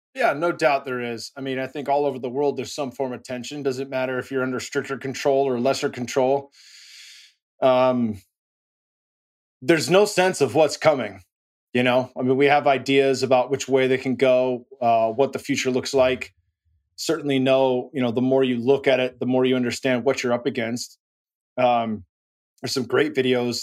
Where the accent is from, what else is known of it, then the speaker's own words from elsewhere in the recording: Silicon Valley, California, United States; now in Austin, United States; I'm born and raised in the Silicon Valley